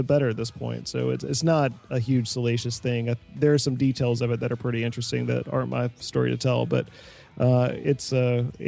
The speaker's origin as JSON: {"language": "English", "region": "the South", "country": "United States", "tie": "born or raised there", "said": "I grew up in the South"}